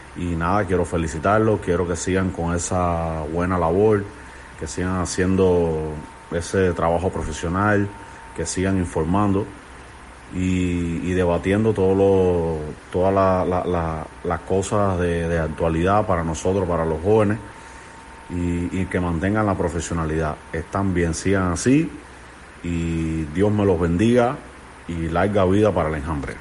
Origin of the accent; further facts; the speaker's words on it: Santiago de Cuba, Cuba; soy de Santiago de Cuba